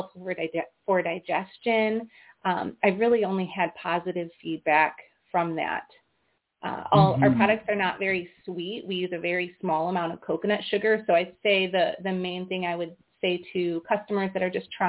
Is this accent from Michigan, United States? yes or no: no; Iowa, United States; We're from Iowa.